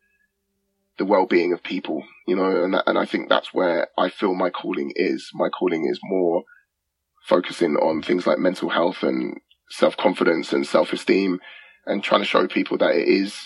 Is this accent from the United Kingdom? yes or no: yes; England, United Kingdom; accent: English; I rap in an English accent. I rap in my accent